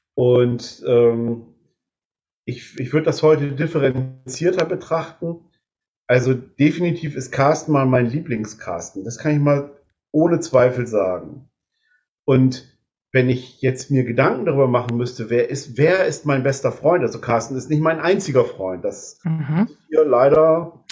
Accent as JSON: {"language": "German", "town": "Delmenhorst", "region": "Lower Saxony", "country": "Germany", "tie": "born or raised there", "also_born_or_lived": "Ganderkesee", "moved": "as an adult", "lives_now": "Neulingen, Germany", "said": "ich komme aus gebürtig aus Delmenhorst"}